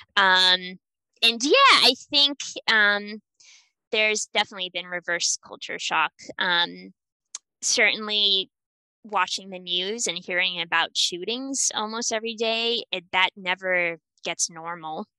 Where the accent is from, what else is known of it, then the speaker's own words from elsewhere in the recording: New Hampshire, United States; moved away as an adult; also born or lived in Bratislava, Slovakia; I'm from New Hampshire originally